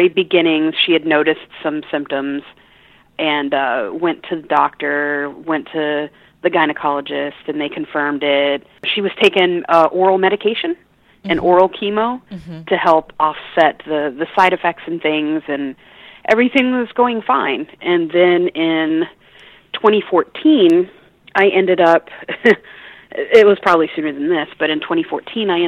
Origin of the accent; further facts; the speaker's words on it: Orlando, Florida, United States; also born or lived in Los Angeles, California; I was brought over at a very early age by my mom to Orlando, Florida